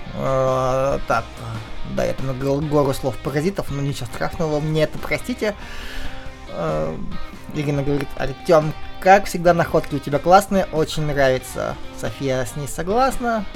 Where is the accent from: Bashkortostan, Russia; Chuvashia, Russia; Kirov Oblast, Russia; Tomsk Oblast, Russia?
Kirov Oblast, Russia; Kirov; Киров это мой родной город